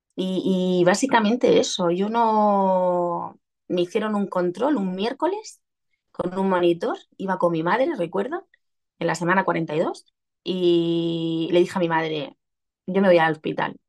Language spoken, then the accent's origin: Spanish; Region of Murcia, Spain; accent: Murcian; soy murciana, se me notará en el deje.